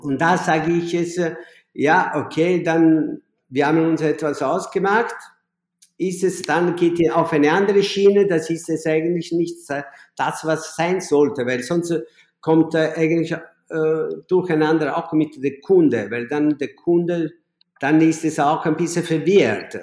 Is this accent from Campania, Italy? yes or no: yes; Naples, Campania, Italy; German is a second language; moved away as an adult; now in Vienna, Austria; ich komme aus Napoli